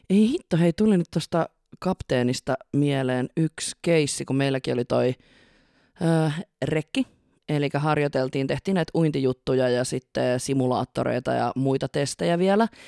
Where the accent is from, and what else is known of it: Tampere, Pirkanmaa, Finland; born or raised there